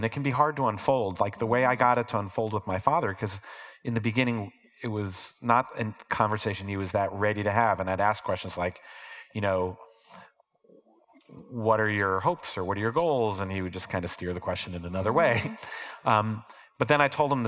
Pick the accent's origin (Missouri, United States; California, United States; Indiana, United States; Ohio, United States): Ohio, United States; moved away; growing up in Ohio